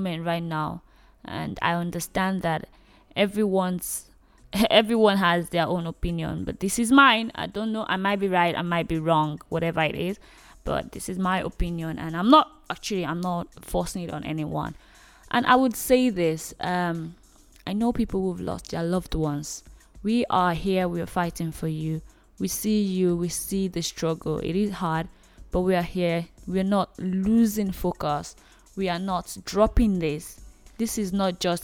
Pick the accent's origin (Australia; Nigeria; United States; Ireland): Nigeria; I am a Nigerian lady